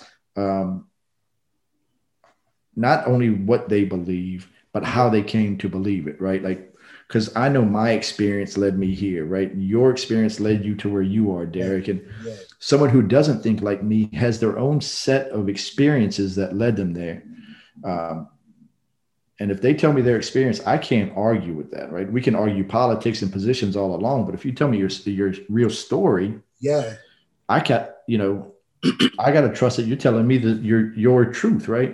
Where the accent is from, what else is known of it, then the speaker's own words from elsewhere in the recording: Norfolk, Virginia, United States; also born or lived in New Orleans, Louisiana; now in Houston, United States; I grew up in Norfolk, Virginia, in a diverse neighborhood